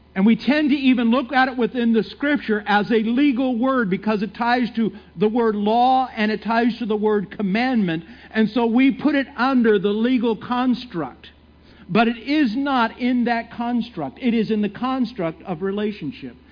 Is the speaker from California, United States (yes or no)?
yes; San Francisco Bay Area, California, United States; moved away; I'm from California, from San Francisco Bay Area